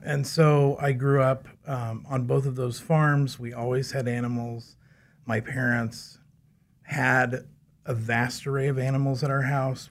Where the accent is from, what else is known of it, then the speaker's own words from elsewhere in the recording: Valley Center, Kansas, United States; I grew up in Valley Center, um, just north of Wichita